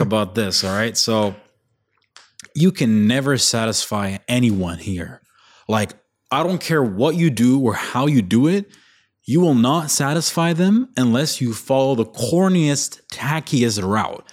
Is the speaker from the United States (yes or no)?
no; Bahrain